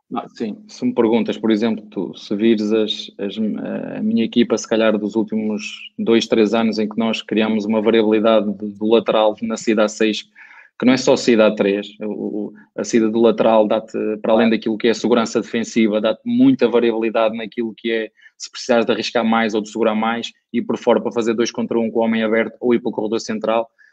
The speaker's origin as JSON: {"language": "Portuguese", "country": "Portugal", "moved": "yes", "said": "saudades de Portugal, saudades da minha família, saudades da minha terra"}